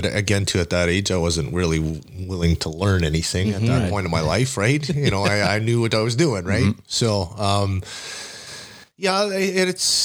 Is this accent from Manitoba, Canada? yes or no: yes; Winnipeg, Manitoba, Canada; I grew up out in the West End, or, well, not West, like Unicity area